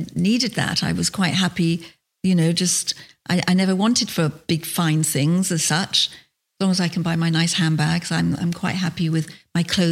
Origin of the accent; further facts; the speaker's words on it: London, United Kingdom; moved away as an adult; I was a Londoner. I am a Londoner